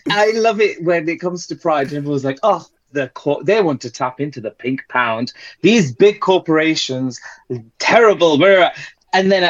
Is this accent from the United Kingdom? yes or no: yes; Bradford, Yorkshire and the Humber, United Kingdom; I was born and raised in a city in the UK called Bradford